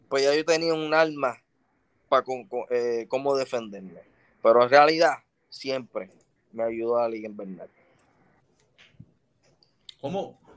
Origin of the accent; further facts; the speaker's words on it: Philadelphia, Pennsylvania, United States; Ah, la verdad, soy de Filadelfia. Oye, esa gente de Filadelfia no son fáciles.